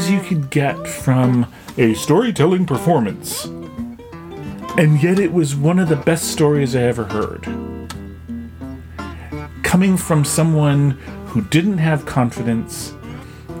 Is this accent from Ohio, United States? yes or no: no; Anchorage, Alaska, United States; also born or lived in Bethel, Alaska / Hooper Bay, Alaska; I was adopted at 5 days old and flew to Anchorage, where I met my adopted family.